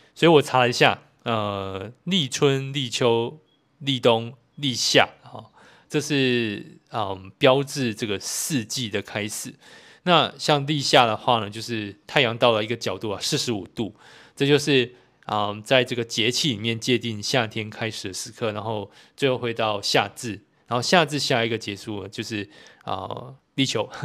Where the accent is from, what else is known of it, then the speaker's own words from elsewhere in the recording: Kaohsiung, Taiwan; also born or lived in Tainan; 身为高雄人